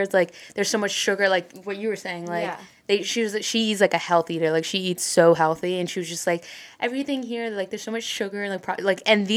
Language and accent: English; New Jersey, United States; we're from South Jersey.